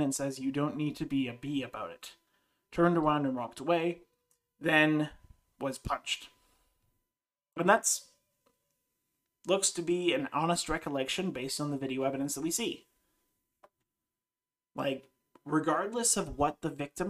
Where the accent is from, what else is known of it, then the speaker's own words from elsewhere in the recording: Canada; I grew up in Canada